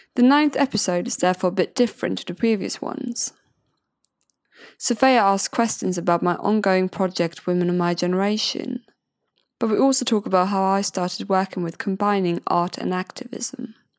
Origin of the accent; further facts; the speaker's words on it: Sweden; moved away as an adult; now in Brighton, United Kingdom; I'm originally from Sweden